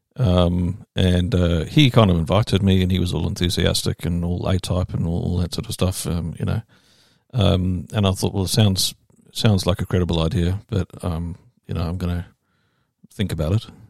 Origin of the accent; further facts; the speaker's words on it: Durban, KwaZulu-Natal, South Africa; accent: English; moved away as an adult; also born or lived in England; now in New Zealand; I'm from the English part. I'm from Durban.